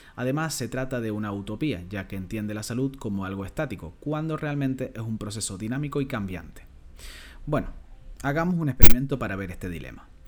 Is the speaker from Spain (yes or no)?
yes; Canary Islands, Spain; soy un canario cada vez más orgulloso